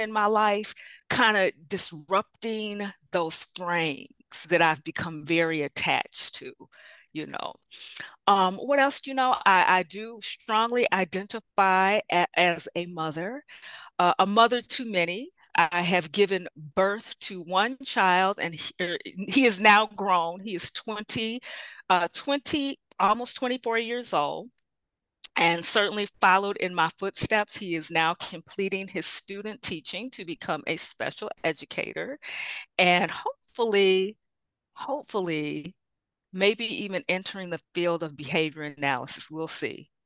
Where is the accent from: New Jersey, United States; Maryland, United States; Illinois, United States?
Illinois, United States; Bolingbrook; I hail from Illinois. About 25 miles southwest of Chicago in a suburb called Bolingbrook. I've been in Illinois most of my life